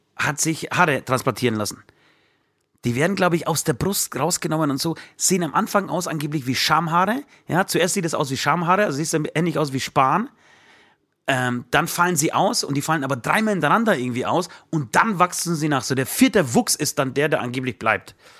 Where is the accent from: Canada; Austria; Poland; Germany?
Poland; moved away; ich komme ja aus Polen